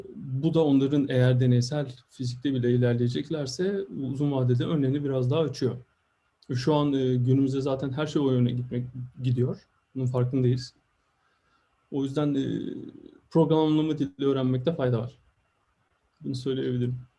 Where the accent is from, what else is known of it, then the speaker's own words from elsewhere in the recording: İzmir, Turkey; moved away as an adult; also born or lived in Eskişehir, Turkey / Stuttgart, Germany; now in New York, United States; ben de İzmirliyim, Karşıyaka'lıyım